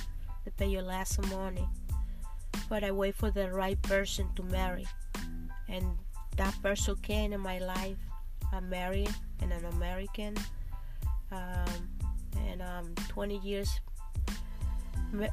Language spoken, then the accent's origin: English; Mexico; moved away as an adult; also born or lived in Mexico City / New Jersey; now in United States; I came from Mexico, and it wasn't easy because they offered me this job to come to the United States